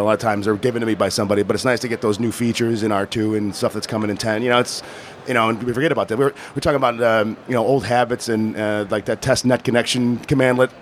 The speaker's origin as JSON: {"language": "English", "town": "Chicago", "region": "Illinois", "country": "United States", "tie": "born or raised there", "said": "I'm from Chicago"}